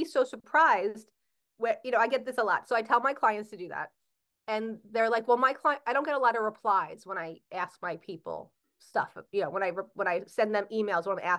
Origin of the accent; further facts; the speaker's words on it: New Jersey, United States; I'm from Jersey